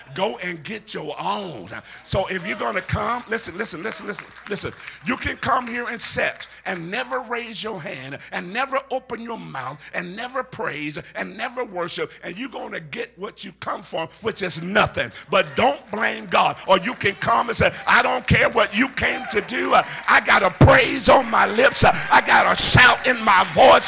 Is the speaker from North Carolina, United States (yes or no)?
no; Alabama, United States; Where I'm from, which is Alabama, me and Forrest Gump, we're from Alabama.